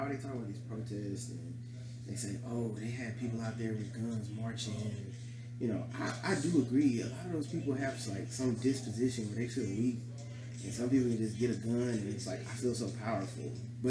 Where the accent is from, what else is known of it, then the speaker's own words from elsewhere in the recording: Vietnam; I'm from Vietnam. We gotta stick together because we look kind of alike.